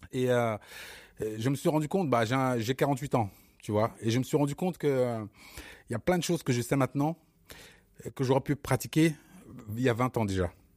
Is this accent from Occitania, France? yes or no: no; Bobigny, Île-de-France, France; also born or lived in Cameroon; Bobigny, c'est mon, c'est mon, c'est mon fief, c'est mon, c'est mon terre-terre